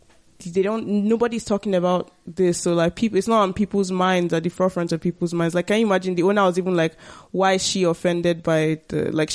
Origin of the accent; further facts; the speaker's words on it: Nigeria; I am Nigerian. So I don't have that historical, like